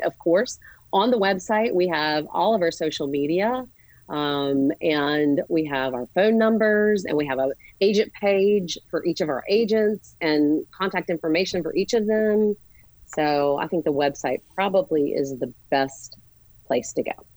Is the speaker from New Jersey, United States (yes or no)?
no; Charlotte, North Carolina, United States; We grew up here in Charlotte. We went to Myers Park together